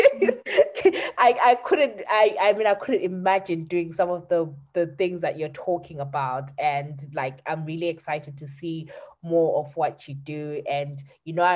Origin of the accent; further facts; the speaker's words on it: Zimbabwe; we're both from Zim